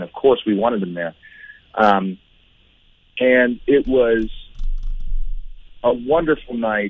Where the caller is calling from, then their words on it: Nashville, Tennessee, United States; I am in Nashville, Tennessee at the moment.